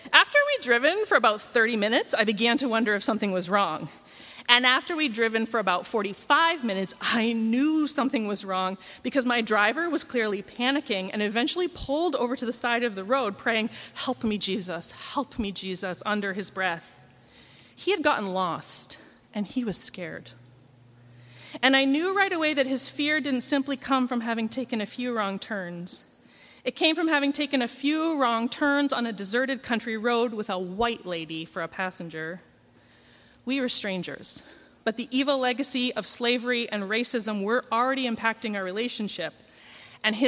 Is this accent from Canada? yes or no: yes; Canada; I'm from Canada